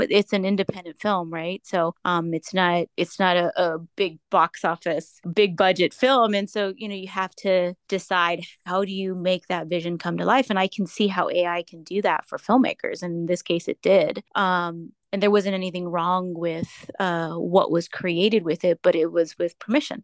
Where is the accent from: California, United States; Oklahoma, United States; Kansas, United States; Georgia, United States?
California, United States; San Jose; moved away as an adult; now in Los Angeles, United States; I'm from San Jose, California, specifically East Side San Jose, where I was raised.